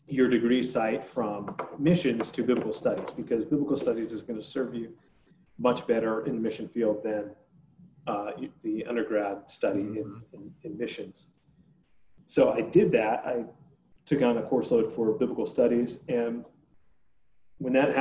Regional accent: Northern New Jersey, United States; moved away as an adult; also born or lived in Lynchburg, Virginia; I grew up playing ice hockey, and I grew up in Northern New Jersey

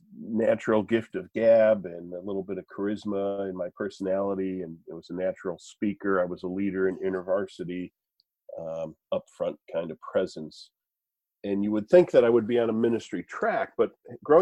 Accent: Wisconsin, United States; moved away as an adult; also born or lived in Minneapolis, Minnesota / Hudson, New Hampshire / Boston area, Massachusetts / Albany area, New York; now in New York, United States; I grew up in Wisconsin in the Midwest

